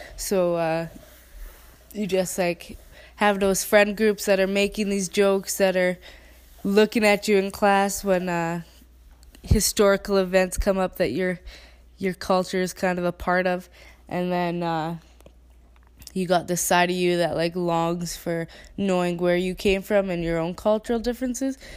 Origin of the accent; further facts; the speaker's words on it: Canada; accent: Canadian; in perfect English with my Canadian accent